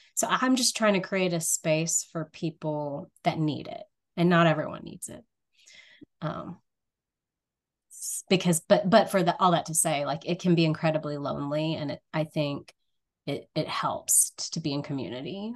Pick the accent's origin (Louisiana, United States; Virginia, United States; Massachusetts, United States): Louisiana, United States; rural North; I grew up in a area of rural North Louisiana